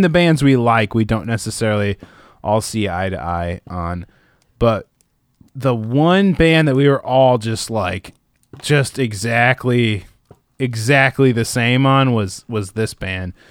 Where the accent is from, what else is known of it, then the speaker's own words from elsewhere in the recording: Midwest, United States; I grew up in the Midwest